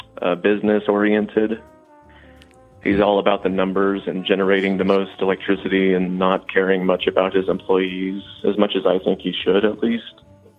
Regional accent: Missouri, United States; moved away as an adult; also born or lived in Western Kansas; now in Kansas, United States; Well, I'm from Missouri originally.

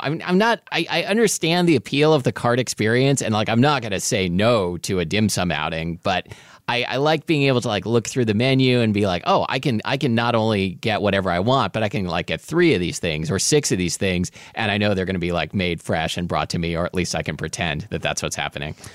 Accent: Portland, Oregon, United States; I absolutely grew up with dim sum, uh, in Portland, Oregon.

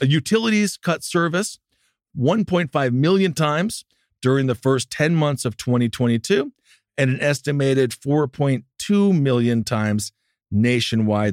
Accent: Wisconsin, United States; I'm from Wisconsin

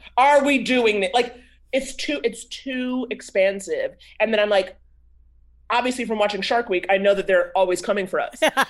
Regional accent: Harlem, New York, United States; born or raised there

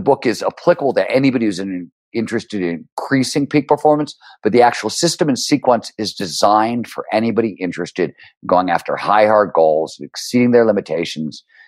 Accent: Cleveland, Ohio, United States; born or raised there

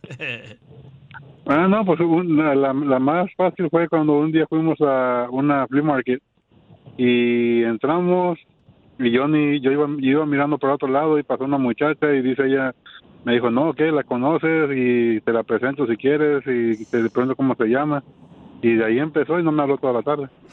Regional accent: Oaxaca, Mexico; now in Florida, United States; Yo en Oaxaca. Eh. en Oaxaca, México.

